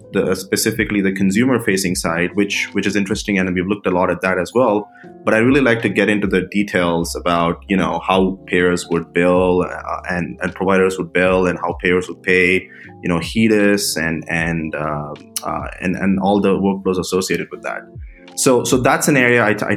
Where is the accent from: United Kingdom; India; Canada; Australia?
India; moved away as an adult; now in United States; I was born and raised in India. I came to the United States for undergrad